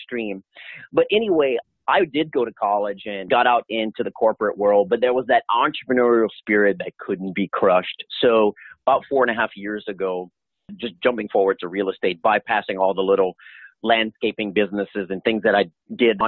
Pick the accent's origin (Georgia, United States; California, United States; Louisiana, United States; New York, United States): Louisiana, United States; moved away; I'm originally from Louisiana